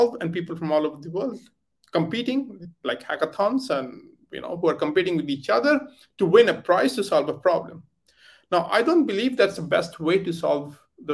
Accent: India; moved away as an adult; also born or lived in United Kingdom; I come from origin from India, but I left India many years ago, like I think 18 years ago

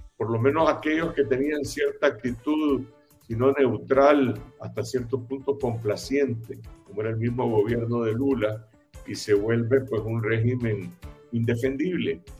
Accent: Nicaragua; los nicaragüenses

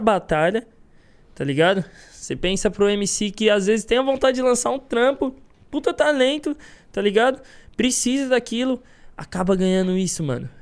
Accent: São Paulo, Brazil; eu sou de São Paulo.

